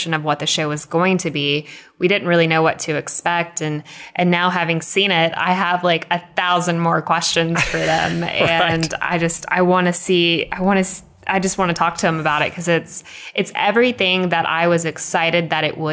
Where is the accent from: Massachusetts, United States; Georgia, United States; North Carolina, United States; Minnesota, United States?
Georgia, United States; Jonesboro; I grew up in Jonesboro